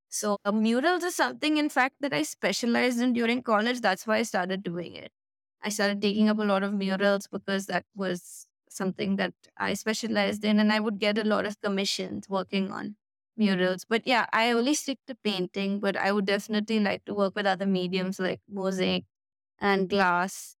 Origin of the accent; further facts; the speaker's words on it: Delhi, India; now in Goa, India; I was born there, and my brother, we were born there, we studied there